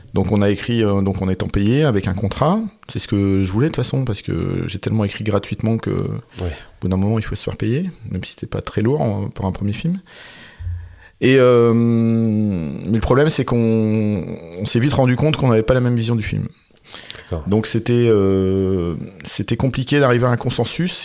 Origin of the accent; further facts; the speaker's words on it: Quiévrechain, Hauts-de-France, France; je viens de Valenciennes, enfin d'une petite ville à côté qui s'appelle Quirochin. Donc c'était une ville ouvrière, mon père était ouvrier